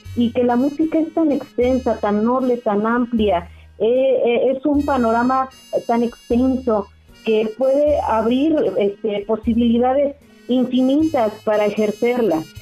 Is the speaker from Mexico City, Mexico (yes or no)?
yes; Mexico City, Mexico; Yo nací en la Ciudad de México